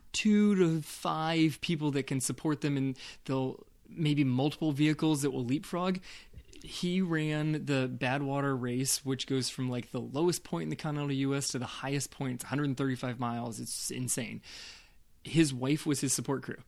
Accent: West Coast, United States; I grew up on the West Coast

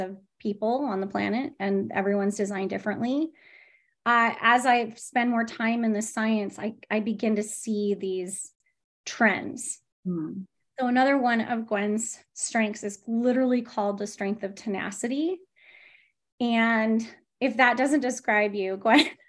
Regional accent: San Diego, California, United States; I'm from San Diego, born and bred

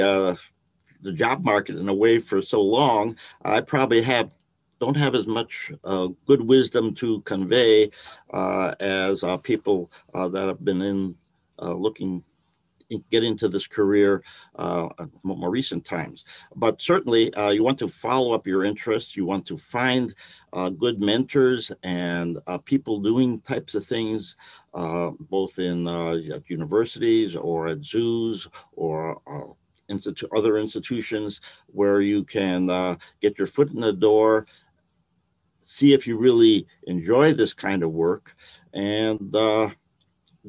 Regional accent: Milwaukee, Wisconsin, United States; moved away as an adult; also born or lived in Chicago, United States; now in Tennessee, United States; I grew up in Milwaukee, Wisconsin

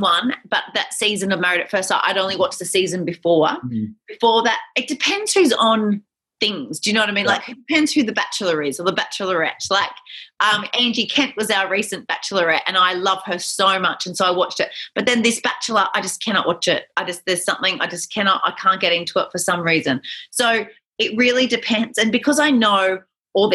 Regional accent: Nambour, Queensland, Australia; also born or lived in Buderim; I was born in Nambour, so on the Sunshine Coast, just down the road in 1980, the lovely year of 1980. And then I grew up on the Sunshine Coast.

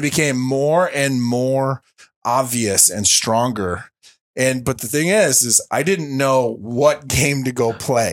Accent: Linden, United States; came back to my hometown, uh, of Linden

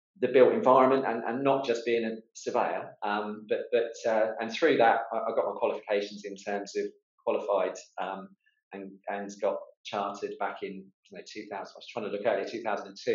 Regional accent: Portsmouth, South East England, United Kingdom; with a construction business in my hometown in Portsmouth

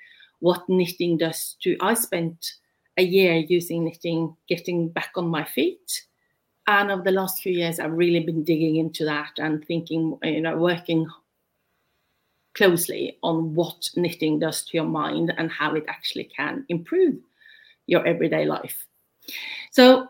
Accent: Norway; English is a second language; also born or lived in United Kingdom; I was born and raised and lived in Norway my entire life.

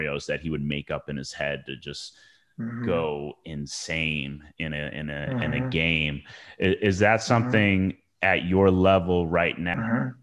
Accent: Chicago, Illinois, United States; I'm from Chicago

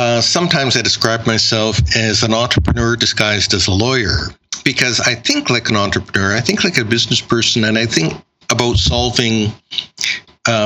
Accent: Canada; being Chinese Canadian

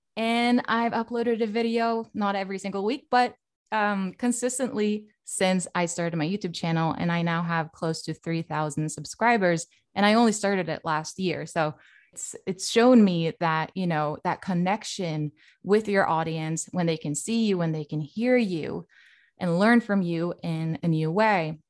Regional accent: Norway; now in Sweden; I'm actually from Norway, but I do live in Sweden

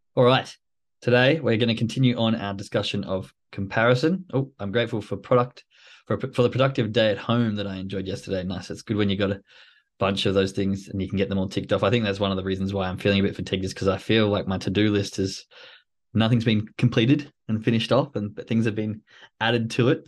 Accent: Australia; moved away; I'm from Australia, so the rain sort of comes with fifteen, twenty degree heat

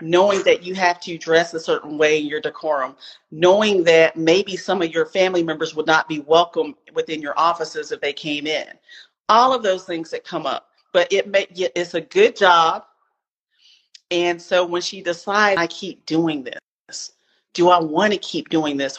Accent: Spartanburg, South Carolina, United States; also born or lived in Seattle, Washington; now in Atlanta, United States; I am a southerner. I am from Spartanburg, South Carolina. I live in Atlanta right now.

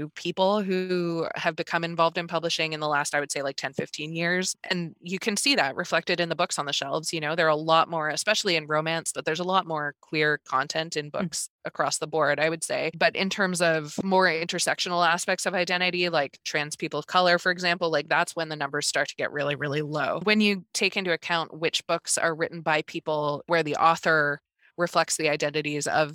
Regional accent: Newfoundland and Labrador, Canada; I grew up in Newfoundland

